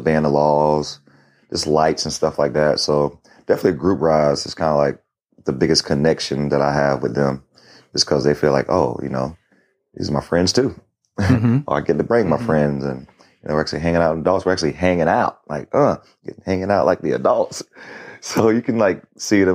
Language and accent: English; Florida, United States; I'm from Florida